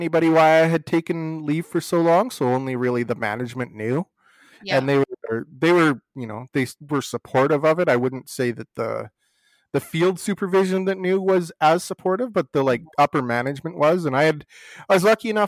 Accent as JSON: {"language": "English", "town": "Hanna", "region": "Alberta", "country": "Canada", "tie": "born or raised there", "said": "I grew up in a small town. I grew up in Hanna, and it was kind of right from the get-go, because that's a very oil and gas, coal mining, farming and ranching community."}